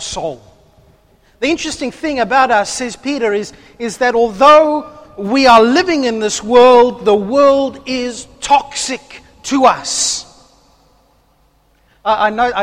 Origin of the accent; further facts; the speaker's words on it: South Africa; now in Australia; I'm South African.